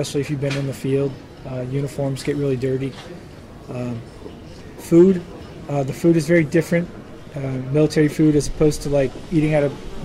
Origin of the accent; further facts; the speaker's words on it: United States; moved away as an adult; now in Ukraine; I'm an American